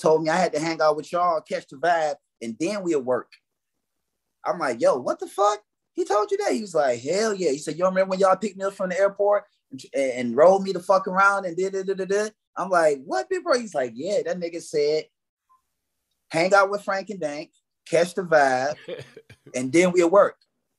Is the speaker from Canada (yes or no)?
yes; Canada; Because I'm Canadian.